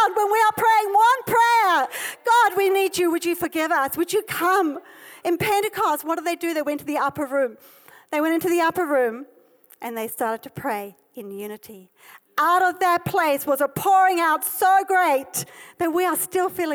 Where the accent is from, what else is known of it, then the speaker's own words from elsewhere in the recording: South Africa; this is my heritage, I'm South African